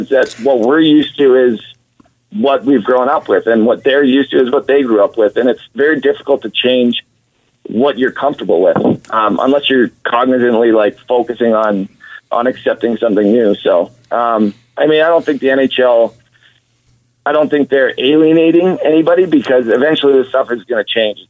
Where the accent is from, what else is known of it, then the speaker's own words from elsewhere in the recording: Edmonton, Alberta, Canada; I grew up in Edmonton. I'm an Oilers fan growing up